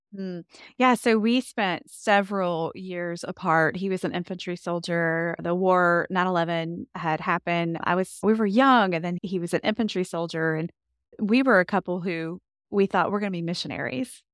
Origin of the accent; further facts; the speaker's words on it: Kentucky, United States; I grew up in Kentucky, born and raised, and love my Kentucky home